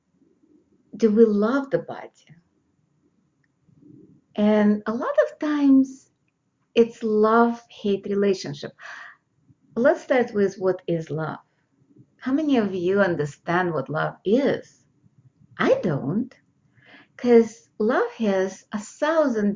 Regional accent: Russia; now in United States; I'm American, born in Russia, and now I know two languages, Russian and English

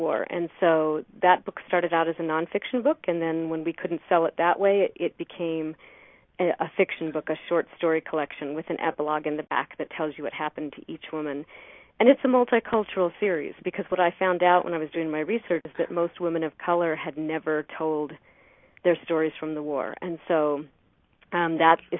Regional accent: Idaho, United States; here in my hometown

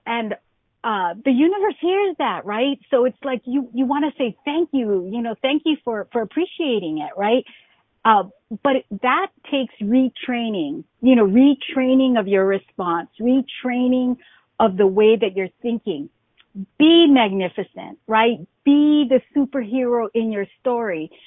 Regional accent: Hawaii, United States; I grew up in Hawaii

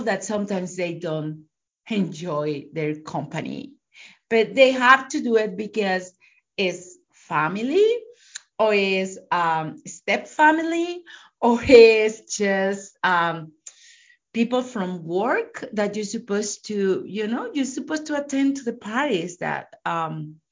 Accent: Mexico; now in United States; I live in US, but I am from Mexico.

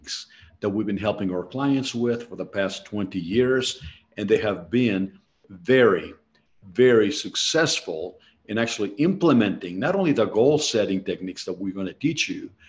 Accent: Mexico City, Mexico; moved away; I was born in Mexico City, and I did not come from wealth.

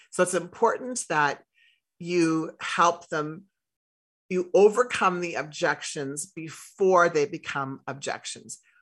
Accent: Saskatchewan, Canada; I grew up in Saskatchewan

